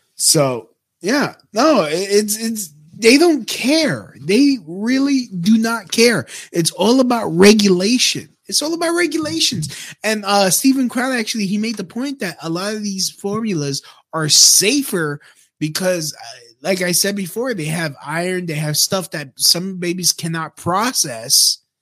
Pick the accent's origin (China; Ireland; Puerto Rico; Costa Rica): Puerto Rico; my home, my home country, Puerto Rico